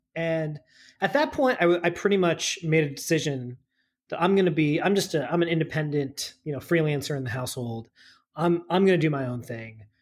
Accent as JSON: {"language": "English", "region": "suburban New Jersey", "country": "United States", "tie": "born or raised there", "also_born_or_lived": "Boston, Massachusetts", "said": "I grew up in suburban New Jersey"}